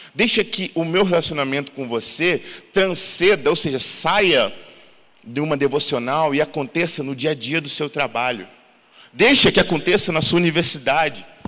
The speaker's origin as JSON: {"language": "Portuguese", "town": "Santo Antônio de Pádua", "region": "Rio de Janeiro", "country": "Brazil", "tie": "born or raised there", "moved": "yes", "said": "Pádua, que é o lugar onde eu nasci"}